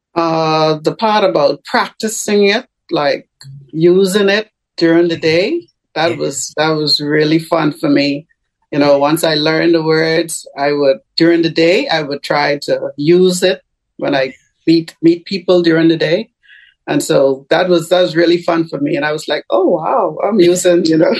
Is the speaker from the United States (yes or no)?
no; Bahamas; I am a citizen of the Bahamas. Uh huh. But I am currently in Tampa, Florida